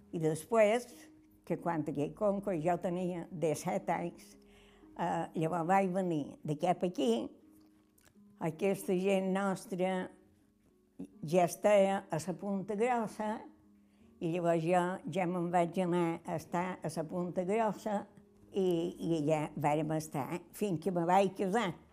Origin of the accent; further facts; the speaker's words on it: Calonge, Balearic Islands, Spain; som de Calonja